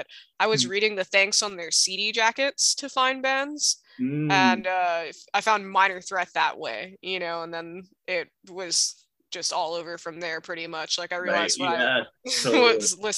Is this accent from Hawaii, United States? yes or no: yes; Hawaii, United States; growing up in Hawaii and growing up in the Hawaii punk rock scene